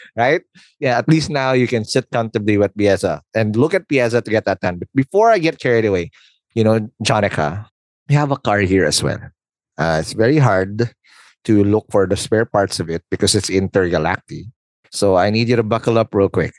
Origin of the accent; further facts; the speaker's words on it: Philippines; I'm a Filipino.